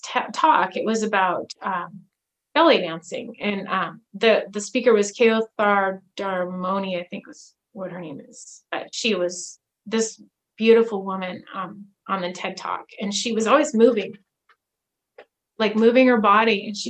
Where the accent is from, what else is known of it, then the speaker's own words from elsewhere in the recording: Alaska, United States; And then I grew up in Alaska